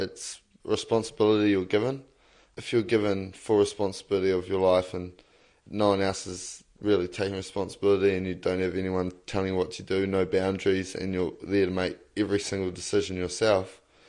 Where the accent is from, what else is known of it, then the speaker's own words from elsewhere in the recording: Lower Hutt, Wellington, New Zealand; I grew up in Lower Hutt, but I moved up here and I've sort of moved from different areas quite a lot due to my parents breaking up and then moving